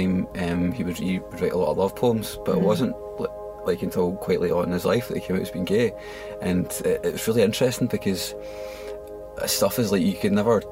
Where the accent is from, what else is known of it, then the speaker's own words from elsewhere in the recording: Scotland, United Kingdom; I'm Scottish